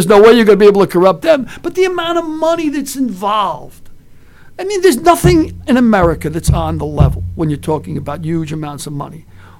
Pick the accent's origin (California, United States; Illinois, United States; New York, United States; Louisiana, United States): New York, United States; also born or lived in County Cork, Ireland; when I was a kid in the 50s growing up in New York